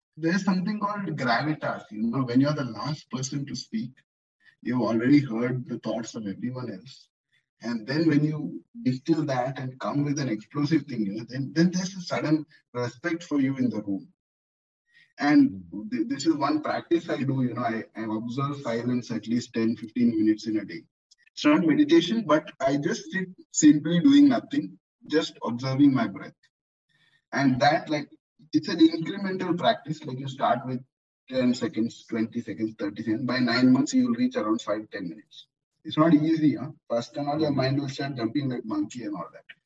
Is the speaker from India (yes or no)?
yes; India; now in Dubai, United Arab Emirates; I'm Indian by culture